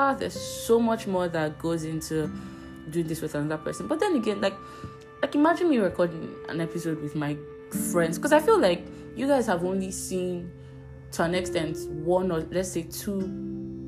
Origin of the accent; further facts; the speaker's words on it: Abuja, Federal Capital Territory, Nigeria; I grew up in Abuja